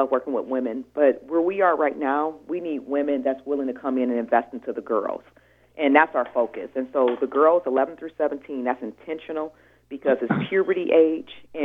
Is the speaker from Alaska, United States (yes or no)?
no; Detroit, Michigan, United States; now in Washington, United States; I'm from Detroit